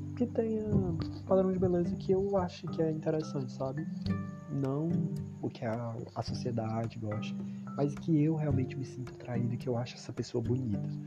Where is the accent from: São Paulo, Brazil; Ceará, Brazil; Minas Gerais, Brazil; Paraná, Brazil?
Ceará, Brazil; eu mal saí do Ceará